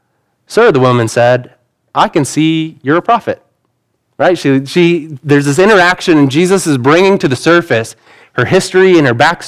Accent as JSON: {"language": "English", "country": "United States", "said": "Most of us aren't fluent in other languages because we're American"}